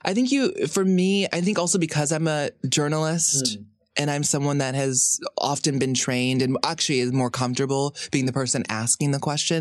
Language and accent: English; Hawaii, United States; growing up in Hawaii